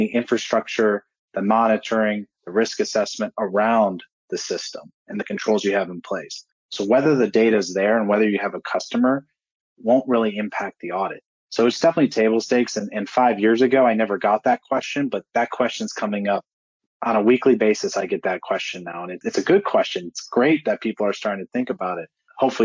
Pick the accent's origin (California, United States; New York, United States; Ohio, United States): Ohio, United States; Cleveland; I'm also from Cleveland